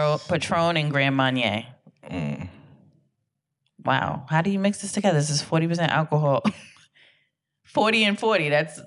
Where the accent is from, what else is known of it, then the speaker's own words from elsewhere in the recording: Ashton Hall, Saint Peter, Barbados; St. Peter's, Ashton Hall.